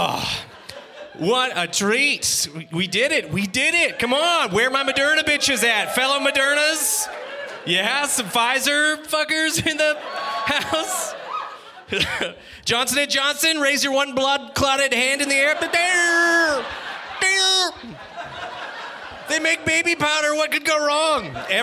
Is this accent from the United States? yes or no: no; Canada; I grew up in Canada.